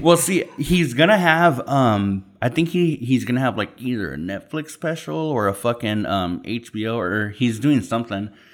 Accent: Yuma, Arizona, United States; originally we're from Yuma, Arizona

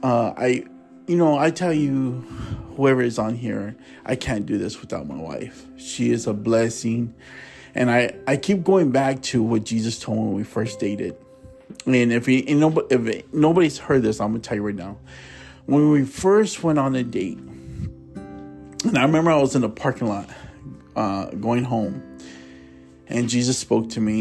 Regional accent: Tulare, California, United States; also born or lived in Fresno, California; I was born in Fresno. I was raised in Tulare

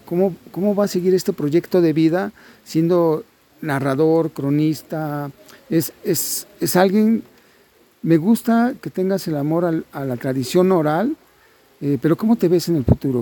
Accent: Mexico; somos nosotros los mexicanos

